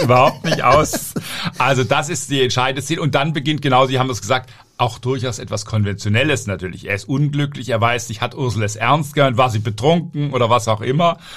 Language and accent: German; Southern Germany, Germany; Ich komme ja auch aus Süddeutschland